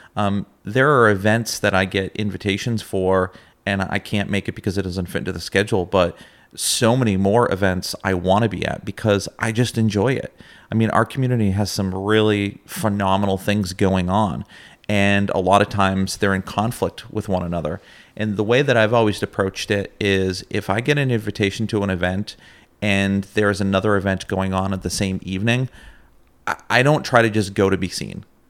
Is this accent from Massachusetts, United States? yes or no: yes; Massachusetts, United States; moved away as an adult; now in Plattsburgh, United States; I'm originally from Massachusetts, actually. Uh, moved up to the region to attend SUNY Plattsburgh as an undergraduate.